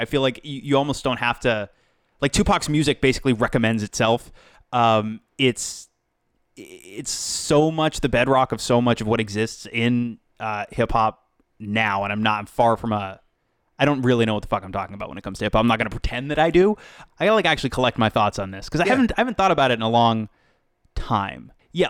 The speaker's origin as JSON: {"language": "English", "region": "East Coast", "country": "United States", "moved": "yes", "said": "Well, I'm from the East Coast originally"}